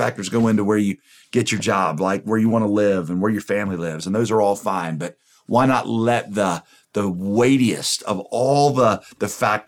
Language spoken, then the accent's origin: English; North Carolina, United States; my home state of North Carolina